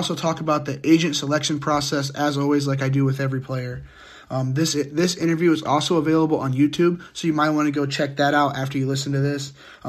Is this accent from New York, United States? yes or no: no; Fort Wayne, Indiana, United States; I'm from the Fort Wayne area